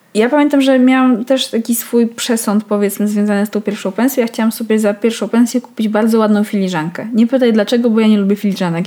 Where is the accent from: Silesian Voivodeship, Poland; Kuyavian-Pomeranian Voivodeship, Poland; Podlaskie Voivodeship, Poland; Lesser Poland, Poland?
Podlaskie Voivodeship, Poland; Białystok; born or raised there; moved away as an adult; now in Warsaw, Poland